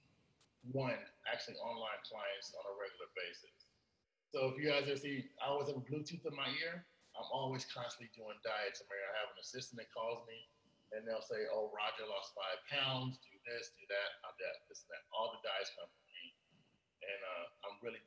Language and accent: English; Los Angeles, California, United States; I'm from South Central